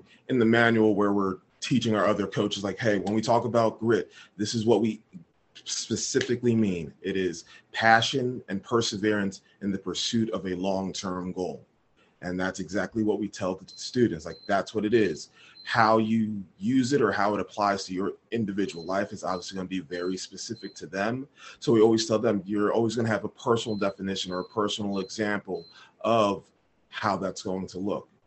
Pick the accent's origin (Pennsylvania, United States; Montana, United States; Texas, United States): Pennsylvania, United States; Philadelphia; born and raised in Philadelphia